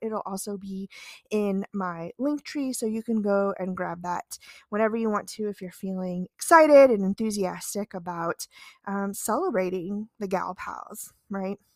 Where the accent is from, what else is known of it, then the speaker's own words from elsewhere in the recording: Midwest, United States; as a Midwesterner